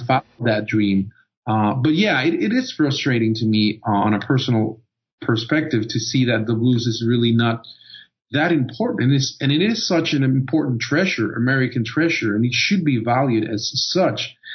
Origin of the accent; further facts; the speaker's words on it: Costa Rica; moved away; I was born and raised in Costa Rica and growing up and being in high school